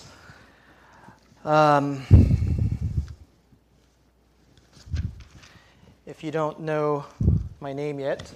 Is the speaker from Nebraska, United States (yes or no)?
no; San Jose, California, United States; moved away as an adult; I'm from Santa Clara, San Jose, Cupertino